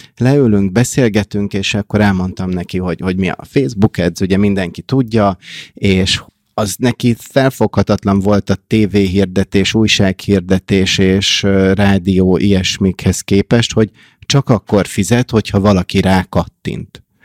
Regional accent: Hungary; moved away as an adult; also born or lived in United States; now in Budapest, Hungary; én kis magyarként ott Amerikában

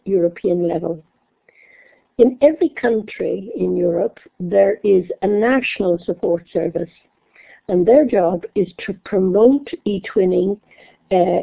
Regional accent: Dublin, Leinster, Ireland; moved away; I'm Irish. I forgot to say that. I come from Dublin in Ireland

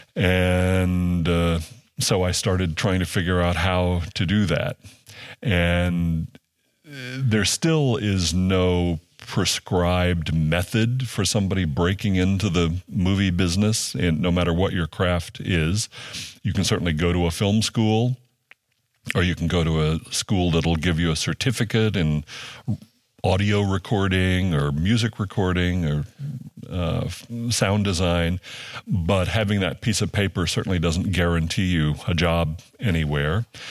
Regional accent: Louisiana, United States; moved away; also born or lived in Ohio; I grew up in Louisiana and often in, uh, rural places.

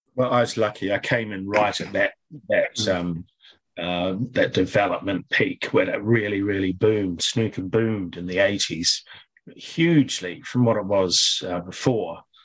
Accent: Auckland, New Zealand; also born or lived in Christchurch; I was born in Christchurch, and then um, when I was when I was seven, our family moved to Auckland, North Shore, Auckland.

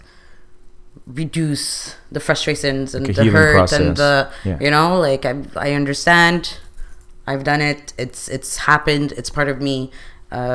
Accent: Canada; I am from a Middle East background. I am born in Canada

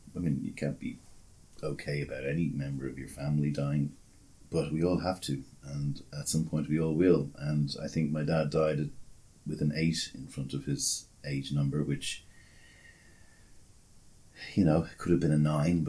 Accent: Australia; In fact, did you know I was Australian? I am Australian.

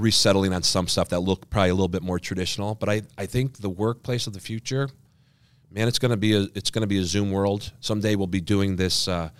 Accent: Schenectady, New York, United States; moved away; I grew up in Schenectady, New York

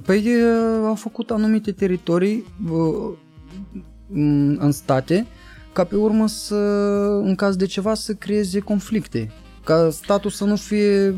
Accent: Chișinău, Moldova; eram toți de la Ciocana

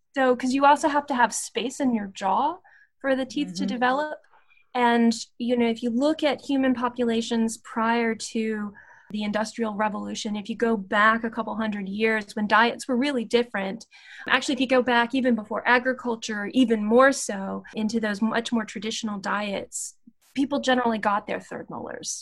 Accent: Appalachia, West Virginia and Virginia border, United States; I I grew up in West Virginia and Virginia, right on the border

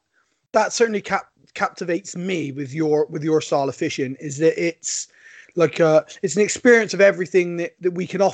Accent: Bristol, South West England, United Kingdom; And I'm from a city. I'm born and raised in Bristol

